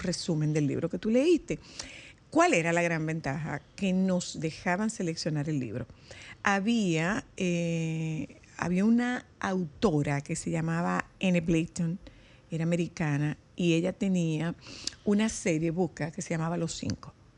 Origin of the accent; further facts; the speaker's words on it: Nagua, María Trinidad Sánchez, Dominican Republic; en Agua, eh, de donde yo soy